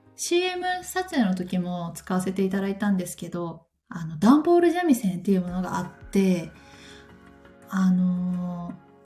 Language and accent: Japanese; Takayama, Gifu, Japan; now in Tokyo, Japan; 私の地元の高山とかはもう4月も雪が降ったりする